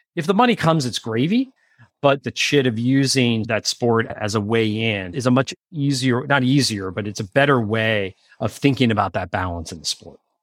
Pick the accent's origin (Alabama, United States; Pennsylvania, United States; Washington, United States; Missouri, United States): Pennsylvania, United States; I grew up in Pennsylvania